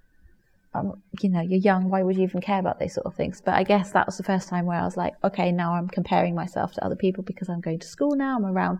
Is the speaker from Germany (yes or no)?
yes; Germany; now in England; I grew up in Germany, you don't wear school uniform